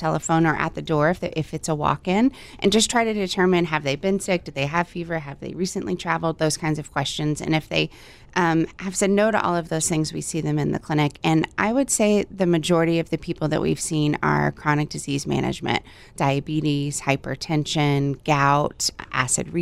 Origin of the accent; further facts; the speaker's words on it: Texas, United States; now in Hawaii, United States; I'm from Texas. I've been in Hawaii for about 15 years.